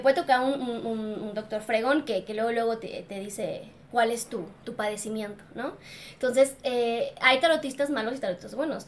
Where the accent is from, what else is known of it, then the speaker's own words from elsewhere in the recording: Mexico; soy mexicana